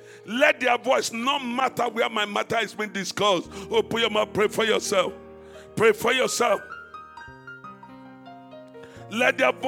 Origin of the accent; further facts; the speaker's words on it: Nigeria; Let me leave Nigeria. You know, I came from Nigeria. I went to Dubai.